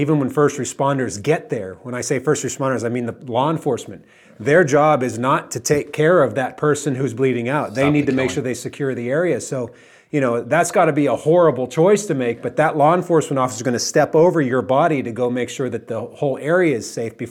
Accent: Pittsburgh, Pennsylvania, United States; my hometown of Pittsburgh, Pennsylvania.

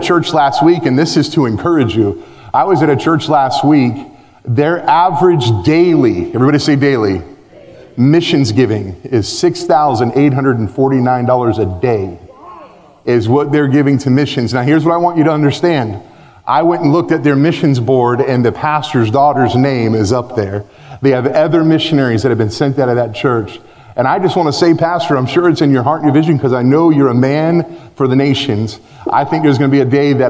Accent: United States; moved away as an adult; now in Belgium; Me as an American living in Belgium

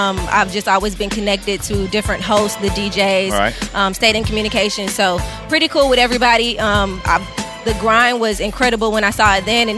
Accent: Cobb County, Georgia, United States; now in Atlanta, United States; I'm originally from Cobb County

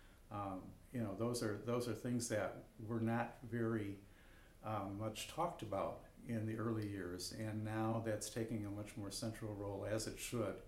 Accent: Chicago, Illinois, United States; also born or lived in Palm Springs, California; I'm from Chicago, Illinois. Although now I spend my winters in Palm Springs, California.

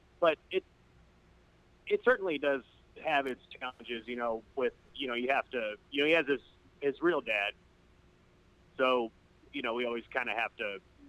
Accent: Corning, New York, United States; born there; also born or lived in Indiana / Mississippi; now in Texas, United States; Well, I was born in Corning, New York, so not too far from where you are.

